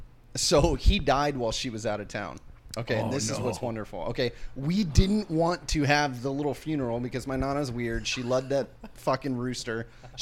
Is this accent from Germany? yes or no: no; Benson, Arizona, United States; I grew up in Benson, bro.